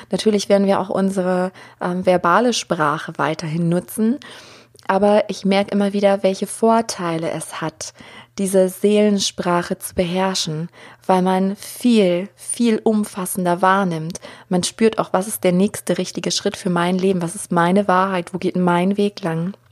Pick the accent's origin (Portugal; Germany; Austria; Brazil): Germany; ich bin ja auch hier aufgewachsen in Deutschland, in diesem Umfeld und keiner von denen, die mich umgeben haben, ähm, wusste irgendwas von Hellsinn.